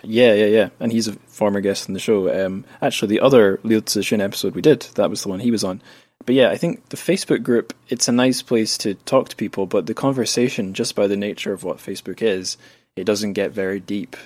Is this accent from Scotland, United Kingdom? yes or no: yes; Scotland, United Kingdom; where I grew up in Scotland